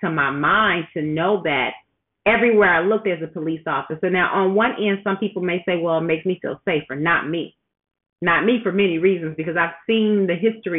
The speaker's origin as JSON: {"language": "English", "area": "suburb of Chicago", "region": "Illinois", "country": "United States", "said": "I say I'm from Chicago because that's just, you know, what you do. I'm actually from a suburb in Chicago, but still the same because I've lived in the city, you know, for some time at different points in my life."}